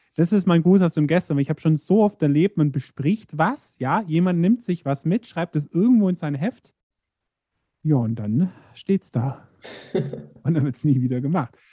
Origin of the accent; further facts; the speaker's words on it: Allgäu, Germany; bei uns im Allgäu